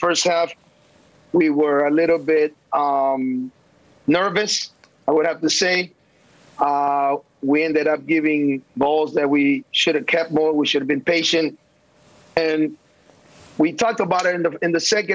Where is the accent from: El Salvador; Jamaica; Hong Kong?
El Salvador; moved away; also born or lived in United States; I was born in El Salvador